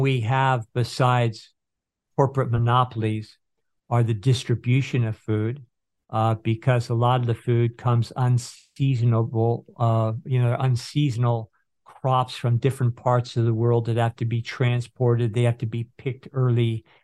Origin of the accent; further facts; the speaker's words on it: Northern California, United States; where I grew up in Northern California